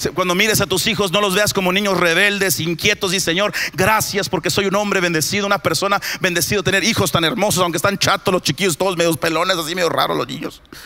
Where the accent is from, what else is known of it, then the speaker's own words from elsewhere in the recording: Aguascalientes, Mexico; amo gente en Aguascalientes. Amo mi ciudad.